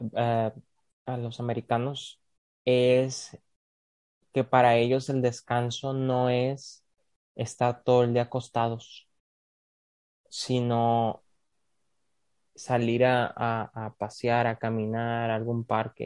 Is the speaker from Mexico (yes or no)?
yes; Mexico; moved away as an adult; now in United States; como mexicano